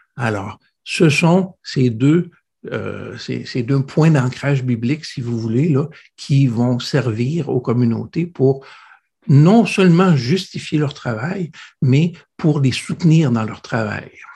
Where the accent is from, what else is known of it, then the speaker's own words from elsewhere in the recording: Quebec City, Quebec, Canada; Je suis né à l'Hôtel-Dieu de Québec